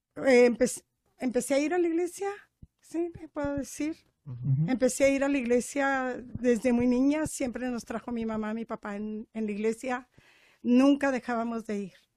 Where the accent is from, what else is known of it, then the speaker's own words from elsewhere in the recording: Práxedis G. Guerrero, Chihuahua, Mexico; soy de Prajeisque Guerrero, pero es un ranchito de Rancho Nuevo, Distrito Bravo, Chihuahua